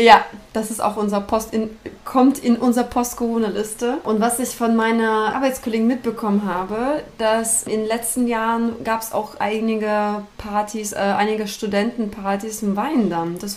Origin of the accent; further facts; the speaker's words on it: Hanover, Lower Saxony, Germany; Aber da, als Hannoveranerin, dann, da kannte ich schon alles